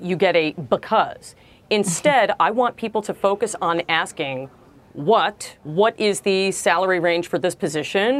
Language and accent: English; New York City, New York, United States; I was born in Brooklyn.